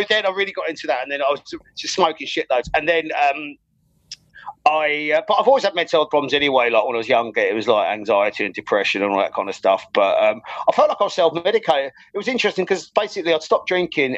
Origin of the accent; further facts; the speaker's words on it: Ireland; I grew up in Ireland.